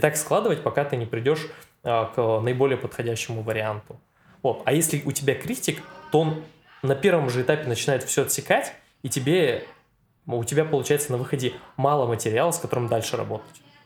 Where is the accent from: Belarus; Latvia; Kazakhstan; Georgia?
Kazakhstan; Satpayev, Karaganda Region; moved away as an adult; now in Novosibirsk, Russia; родился я в таком неизвестном городе под названием Сатпаев. Это в Казахстане.